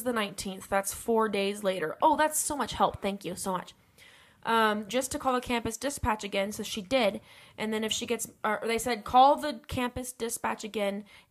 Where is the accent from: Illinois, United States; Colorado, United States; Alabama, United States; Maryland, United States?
Colorado, United States; Grand Junction; We're just from Grand Junction.